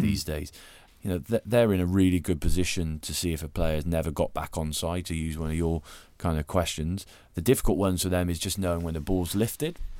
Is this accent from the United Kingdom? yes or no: yes; Gloucestershire, South West England, United Kingdom; growing up in Gloucestershire